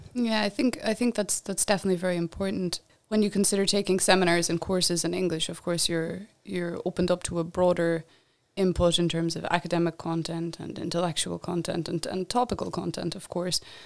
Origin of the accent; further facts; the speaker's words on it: Ireland; moved away as an adult; I'm from Ireland